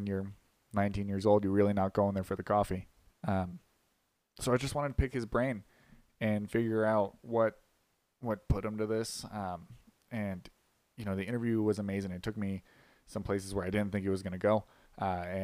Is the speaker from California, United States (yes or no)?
no; Las Vegas, Nevada, United States; moved away as an adult; now in Colorado, United States; I'm from Las Vegas originally, but I came out here for college